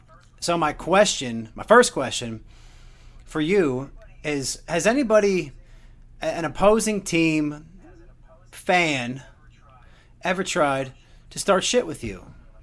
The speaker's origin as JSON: {"language": "English", "region": "New Jersey", "country": "United States", "tie": "born or raised there", "moved": "yes", "lives_now": "Houston, United States", "said": "Growing up in New Jersey, I'd been to Philadelphia Philly games. And I'm a Mets fan."}